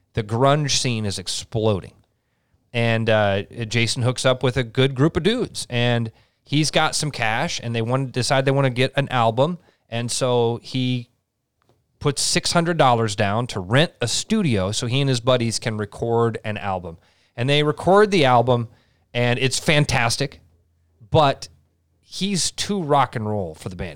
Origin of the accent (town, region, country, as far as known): Iowa, United States